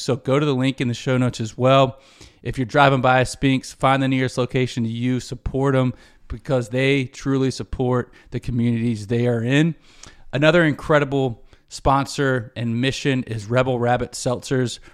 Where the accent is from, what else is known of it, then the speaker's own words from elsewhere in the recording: Charlotte, North Carolina, United States; in Charlotte as a kid